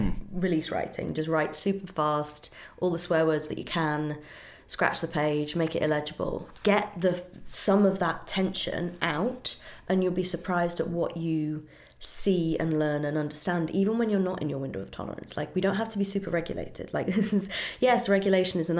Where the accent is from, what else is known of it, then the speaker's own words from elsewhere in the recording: United Kingdom; I'm very British.